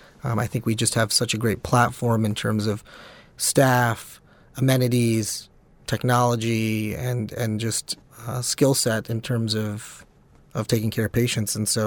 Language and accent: English; Memphis, Tennessee, United States; also born or lived in New York; Yeah, so I grew up all over. I'm actually from Memphis, Tennessee, but you name a state, and I've lived there. I did most of my growing years in the South, and then I went to New York for my undergraduate degree